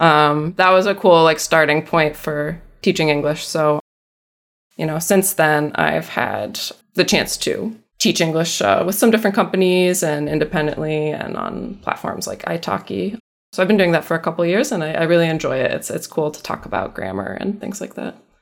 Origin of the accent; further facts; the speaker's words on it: upstate New York, United States; also born or lived in Massachusetts; I was born in Massachusetts, but I have spent most of my life in New York State. Not New York City, but upstate